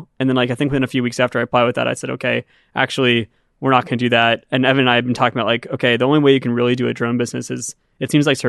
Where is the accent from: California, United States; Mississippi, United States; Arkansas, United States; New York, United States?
California, United States; Sonoma County; I grew up in Sonoma County, and my friend's dad was the IT guy for O'Reilly.